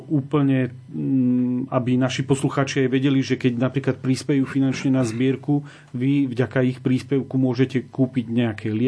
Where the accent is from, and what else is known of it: Slovakia